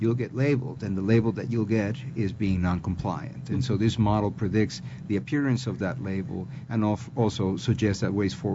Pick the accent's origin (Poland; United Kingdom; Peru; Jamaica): Peru; accent: Peruvian; English is a second language; my Peruvian accent.